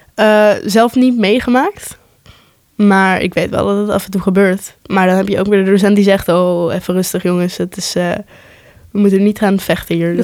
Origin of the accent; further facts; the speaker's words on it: Netherlands; ik ben eh, geboren en getogen in Nederland